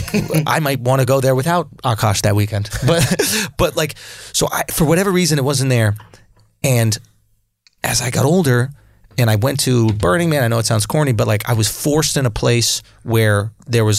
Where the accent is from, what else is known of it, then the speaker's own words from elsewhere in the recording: New York, United States; When I grew up in New York, it is an unnatural and like bad place to grow up in a lot of ways